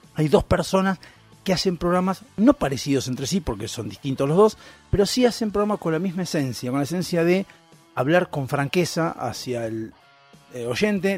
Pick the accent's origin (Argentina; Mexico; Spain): Argentina